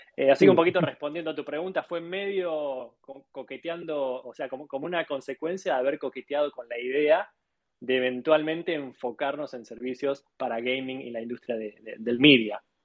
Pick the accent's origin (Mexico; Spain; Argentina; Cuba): Argentina; now in Miami, United States; soy de, Argentina